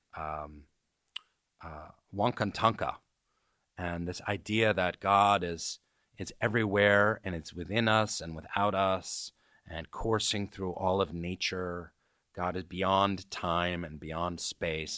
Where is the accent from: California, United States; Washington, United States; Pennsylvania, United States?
Washington, United States; Seattle; moved away as an adult; also born or lived in New York City; my parents are kinda hippie, Bohemian types in Seattle